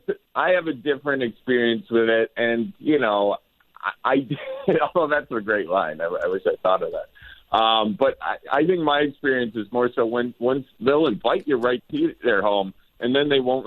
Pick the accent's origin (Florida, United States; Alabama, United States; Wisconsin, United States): Wisconsin, United States; moved away